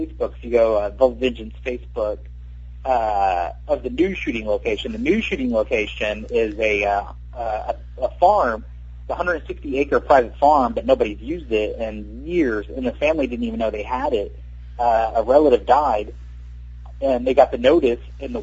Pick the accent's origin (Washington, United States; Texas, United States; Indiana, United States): Texas, United States; I'm from Texas